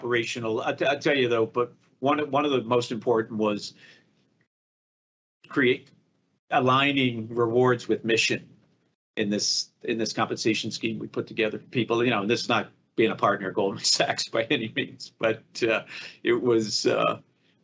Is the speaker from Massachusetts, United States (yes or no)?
yes; Boston, Massachusetts, United States; I grew up in Boston